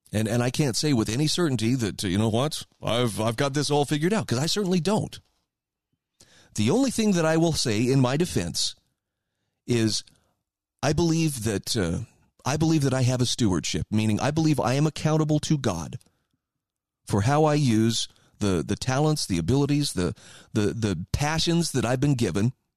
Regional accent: Idaho, United States; my home state of Idaho

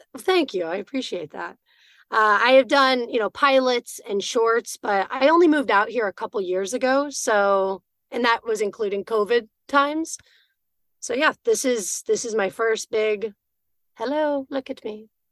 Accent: Austin, Texas, United States; I'm from Austin, Texas, originally

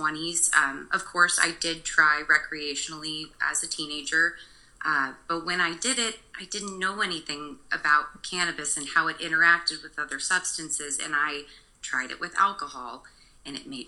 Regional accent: Kansas, United States; moved away as an adult; now in Oregon, United States; I grew up in Kansas

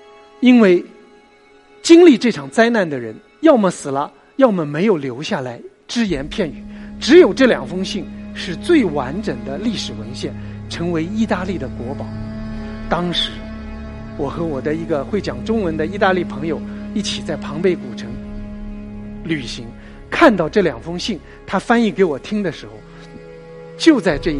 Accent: Nanjing, Jiangsu, China; 我的老家在南京。我是一个喝长江水长大的，

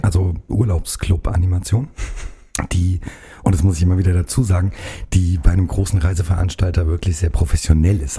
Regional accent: Karben, Hesse, Germany; komme hier aus dem Nachbarkreis, aus der Wetterau, aus Karben, um genau zu sein, bei Bad Vilbel

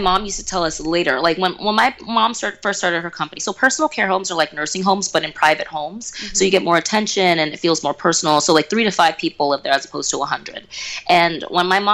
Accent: Houston, Texas, United States; I was born in Houston, Texas

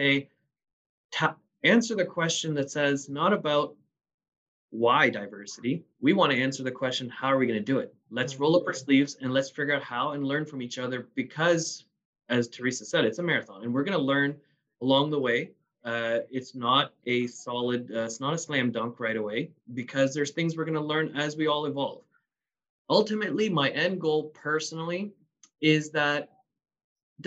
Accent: Canada; born or raised there

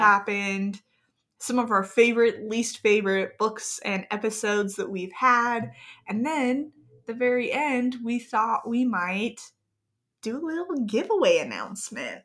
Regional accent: Gilbert, Arizona, United States; I grew up in Gilbert, Arizona with my wonderful, amazing, beautiful, fantastic siblings.

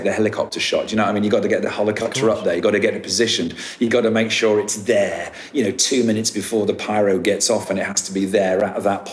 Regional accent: United Kingdom; I'm a Brit.

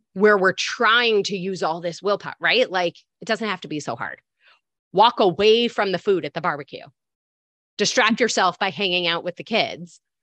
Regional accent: Michigan, United States; moved away as an adult; now in New York, United States; I'm born and raised in Michigan, but I've been in New York for seventeen years

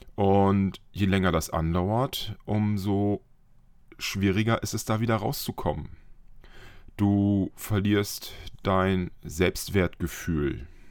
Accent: Friesland, Lower Saxony, Germany; moved away; bin ich in meine alte Heimat gefahren, noch aus Friesland

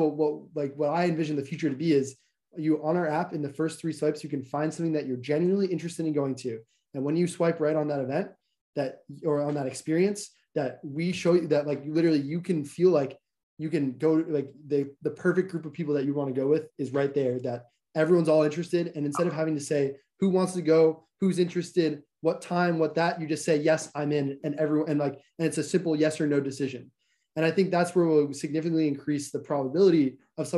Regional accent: New York City, New York, United States; moved away as an adult; now in Boston, United States; I was born in New York City. Like I'm from New York

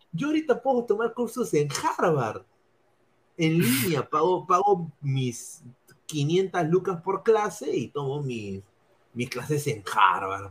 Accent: Lima, Peru; moved away; no vivo en Lima ahora, pero sí, sí soy limeño y obviamente quiero lo mejor para Lima

